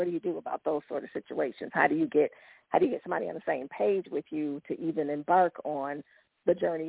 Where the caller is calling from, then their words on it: Kansas City, United States; I'm calling from Kansas City.